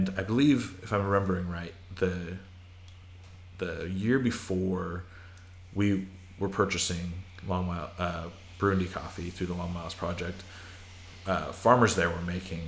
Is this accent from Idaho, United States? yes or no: yes; Idaho, United States; moved away; I'm from Idaho